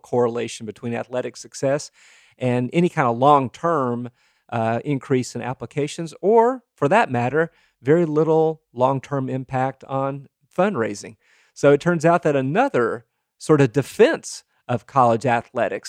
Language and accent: English; Tennessee, United States; growing up in Tennessee, where if you had no connection at all to the University of Tennessee, you were still a Vol